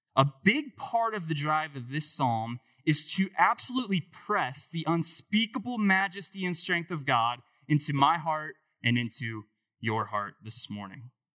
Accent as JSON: {"language": "English", "town": "Dayton", "region": "Ohio", "country": "United States", "tie": "born or raised there", "said": "I grew up in Dayton, so not far from here"}